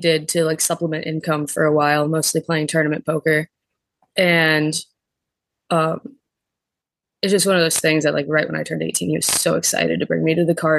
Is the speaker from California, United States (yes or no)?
no; Vero Beach, Florida, United States; I'm from Vero Beach, Florida, and yep, my family's been there a long time. My grandpa was born there, and my mom and I, we were all born there